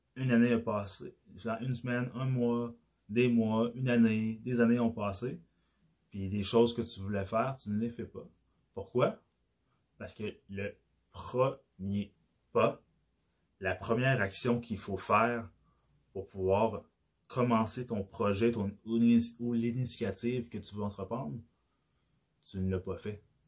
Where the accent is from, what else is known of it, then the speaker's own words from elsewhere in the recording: Quebec, Canada; accent: Québécois; vu que j'ai l'accent québécois, que j'ai grandi au Québec. Je suis pas né au Québec, mais j'ai grandi au Québec